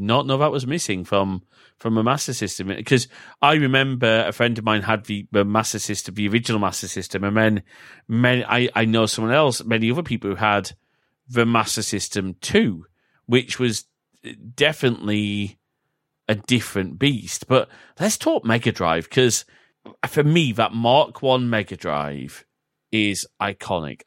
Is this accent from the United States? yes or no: no; United Kingdom; we are both British